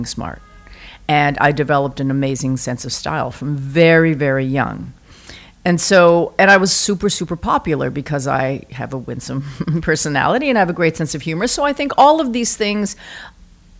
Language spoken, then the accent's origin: English; Vancouver, British Columbia, Canada; now in New York, United States; I am born and raised in Vancouver.